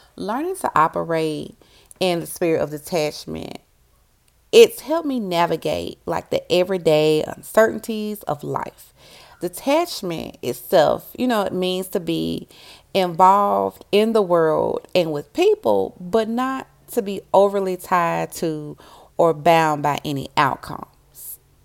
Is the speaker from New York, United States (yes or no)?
no; Memphis, Tennessee, United States; I'm a girl from Memphis